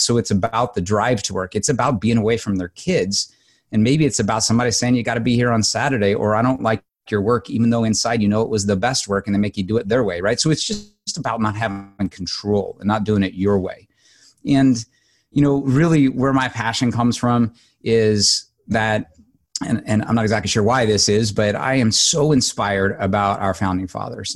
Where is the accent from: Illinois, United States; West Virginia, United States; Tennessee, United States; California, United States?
Illinois, United States; Southern; I grew up in Southern Illinois on a dairy farm